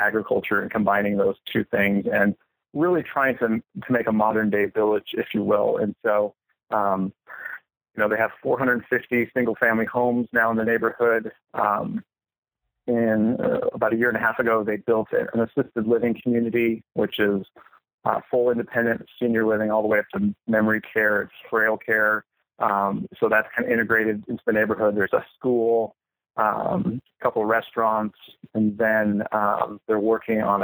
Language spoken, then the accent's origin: English; Minnesota, United States; now in Gilbert, United States; I'm actually originally from Minnesota.